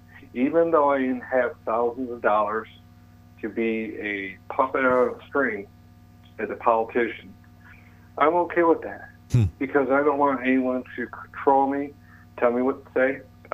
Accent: New York, United States; I'm a New Yorker, and where I'm going, they love hardworking people.

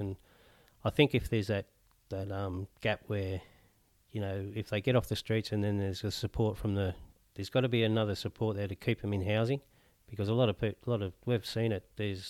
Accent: Newcastle, North East England, United Kingdom; I'm from Newcastle originally, my wife's from Newcastle.

